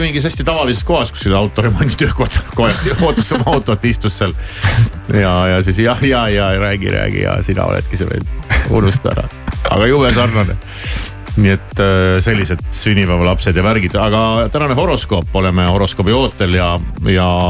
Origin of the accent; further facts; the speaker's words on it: Tartu, Tartu County, Estonia; ma olen ju Tartust